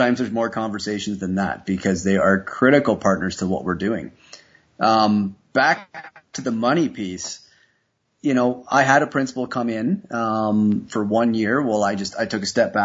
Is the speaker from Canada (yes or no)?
yes; Canada; I'm a Canadian